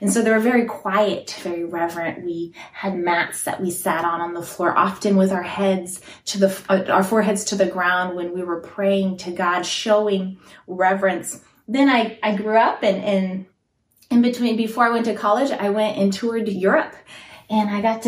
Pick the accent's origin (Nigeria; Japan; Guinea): Guinea; moved away; also born or lived in Italy; I was born in Italy, where my parents were church planters, and so we were in small in-home churches then. And then when I was six, we moved to Guinea, West Africa.